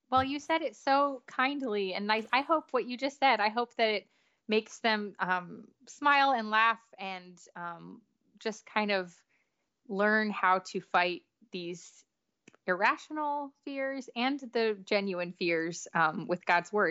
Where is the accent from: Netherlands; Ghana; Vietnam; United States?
United States; New York; now in Nashville, United States; so you know I grew up in New York